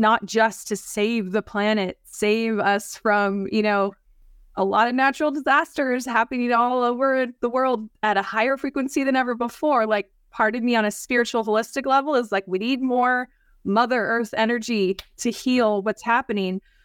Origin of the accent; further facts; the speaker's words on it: San Francisco Bay Area, California, United States; born and raised in the San Francisco Bay Area